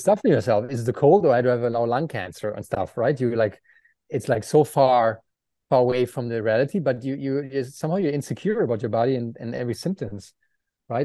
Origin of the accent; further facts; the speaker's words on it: Aachen, North Rhine-Westphalia, Germany; English is a second language; moved away as an adult; Aachen, my hometown